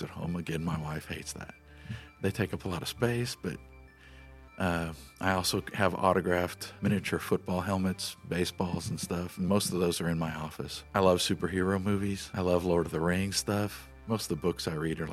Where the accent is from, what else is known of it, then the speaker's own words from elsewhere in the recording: Omaha, Nebraska, United States; moved away as an adult; now in Grapevine, United States; I was born in Omaha, Nebraska. I lived there the first 25 years of my life.